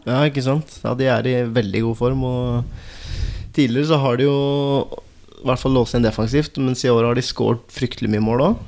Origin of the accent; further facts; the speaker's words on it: Valdres, Innlandet, Norway; jeg er ikke fra Telemark. Jeg er fra, fra Valdres